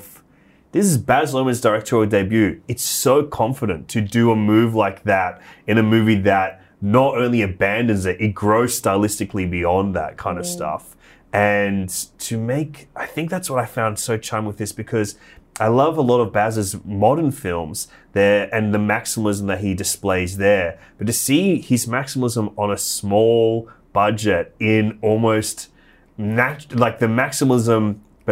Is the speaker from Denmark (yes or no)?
no; Australia; as an Australian